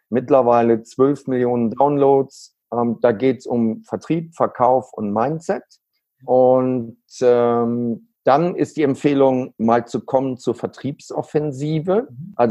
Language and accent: German; Neuss, North Rhine-Westphalia, Germany; born there; ich bin in Neuss geboren und ähm, ja, äh, kennst du, ja. Düsseldorf ist ein Vorort. Und äh, dadurch habe hab ich natürlich eine andere Beziehung auch zum Rheinland.